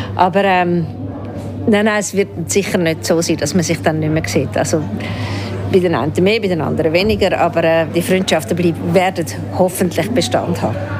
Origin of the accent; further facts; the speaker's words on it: Zurich, Switzerland; moved away; also born or lived in Germany / Baden; ich bin nicht Aargauerin, ich bin in Zürich aufgewachsen und bin dann sehr lange in Deutschland